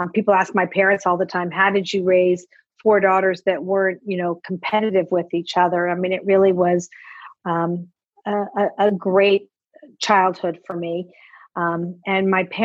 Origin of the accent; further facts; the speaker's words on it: Los Angeles, California, United States; moved away as an adult; also born or lived in San Francisco / Germany / New York; And then we moved to Los Angeles when I was maybe 6 years old. So really grew up in Los Angeles